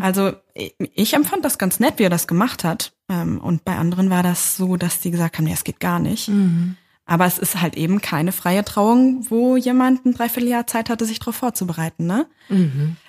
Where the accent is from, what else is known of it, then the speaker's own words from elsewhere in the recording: southern Lower Saxony near Hanover, Germany; now in Berlin, Germany; das war in meiner Heimat, also mhm. im, äh, im ja, Niedersachsen, südlichen Niedersachsen bei Hannover